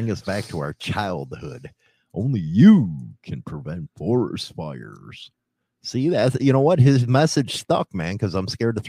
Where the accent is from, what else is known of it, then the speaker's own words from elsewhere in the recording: United States; I'm American. I use standard.